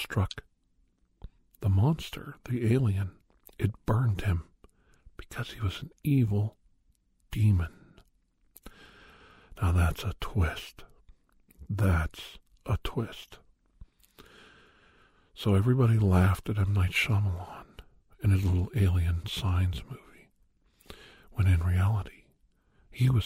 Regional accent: Ohio, United States; I grew up in Ohio

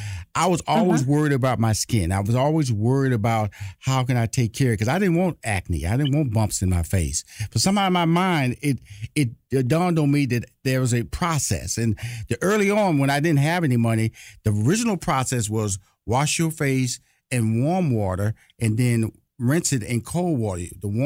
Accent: Atlanta, Georgia, United States; Well, I'm from Atlanta. I'm in Atlanta. My show originates from Atlanta

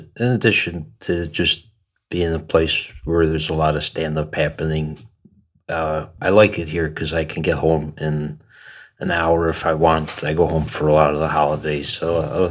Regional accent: Buffalo, New York, United States; moved away as an adult; also born or lived in Ithaca, New York; now in New York City, United States; I'm from Buffalo originally

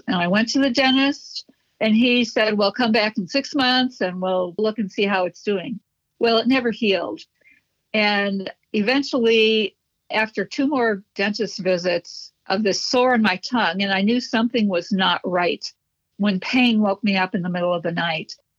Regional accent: Chicago, Illinois, United States; I was born and raised in Chicago.

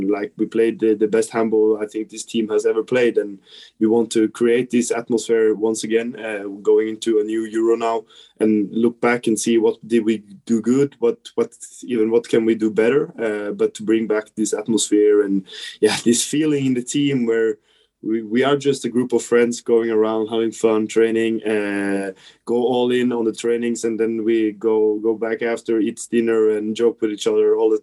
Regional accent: Trondheim, Trøndelag, Norway; to be home in my hometown

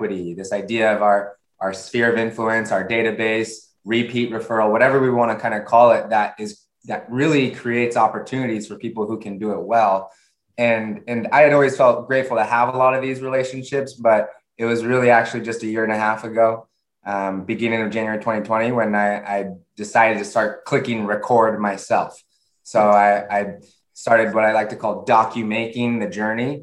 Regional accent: San Diego, California, United States; moved away; also born or lived in San Francisco Bay Area; I'm originally from San Diego, I moved up to the Bay Area in San Francisco.

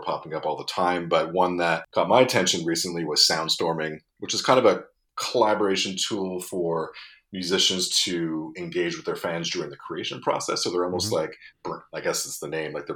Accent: Montreal, Quebec, Canada; my hometown of Montreal

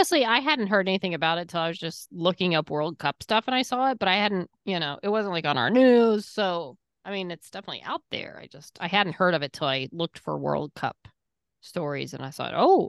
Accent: England, United Kingdom; now in United States; I'm here from England. I'm just here visiting America.

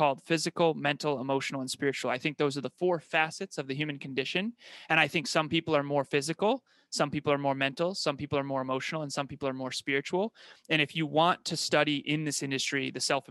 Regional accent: Uxbridge, Massachusetts, United States; I was born and raised in Uxbridge, Massachusetts in the United States

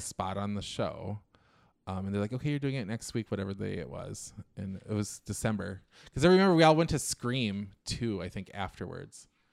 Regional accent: Little Falls, Minnesota, United States; moved away as an adult; also born or lived in New York; I'm from Minnesota

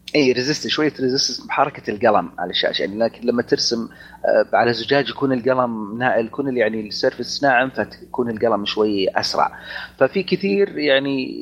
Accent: Saudi Arabia; عندنا بالسعوديه

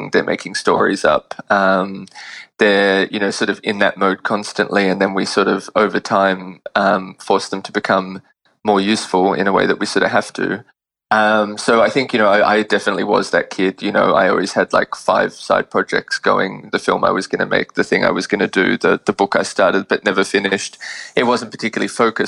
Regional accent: Sydney, New South Wales, Australia; moved away as an adult; now in New York, United States; I was born in Sydney and grew up there and went to college there as well

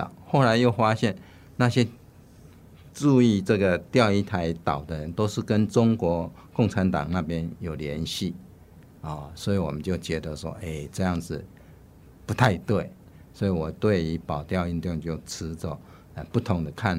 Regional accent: Taiwan; moved away as an adult; also born or lived in New York, United States; 我们台湾是很封闭，

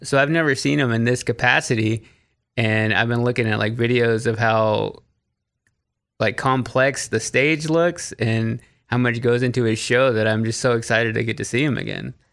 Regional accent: Waxahachie, Texas, United States; moved away as an adult; now in Nashville, United States; I grew up in Waxahachie, which is thirty minutes south of Dallas

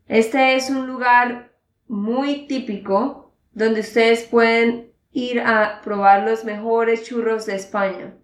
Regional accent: Santander, Colombia; de Santander, Colombia

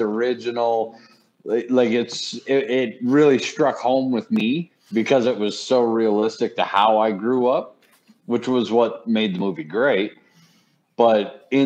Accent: Fort Collins, Colorado, United States; I grew up in Fort Collins, Colorado

